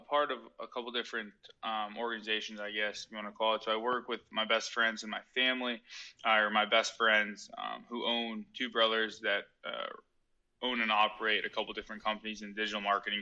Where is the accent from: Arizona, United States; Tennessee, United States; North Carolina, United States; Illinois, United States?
Arizona, United States; Scottsdale; moved away as an adult; I'm from Scottsdale, Arizona. Born and raised there.